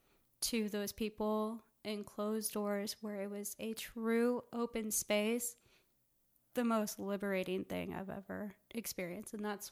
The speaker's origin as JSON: {"language": "English", "region": "Texas", "country": "United States", "tie": "born or raised there", "also_born_or_lived": "Plano, Texas / Houston, Texas / Katy, Texas / Wimberley, Texas", "said": "I was born in Plano. Plano, Texas."}